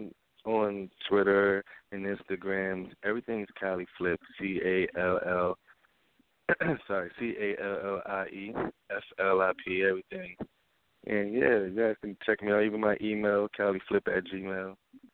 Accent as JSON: {"language": "English", "town": "New York City", "region": "New York", "country": "United States", "said": "I'm from Brooklyn, New York"}